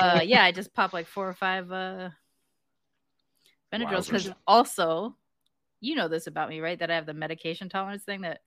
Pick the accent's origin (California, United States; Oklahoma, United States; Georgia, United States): California, United States; also born or lived in Texas; Plus, I grew up in California and Texas, right? Like, and I'm living here now.